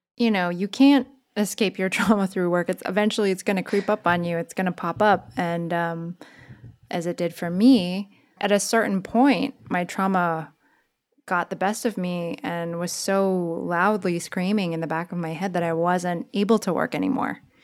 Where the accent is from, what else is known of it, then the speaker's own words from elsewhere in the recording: San Jose, California, United States; moved away as an adult; also born or lived in New York; I grew up in San Jose, California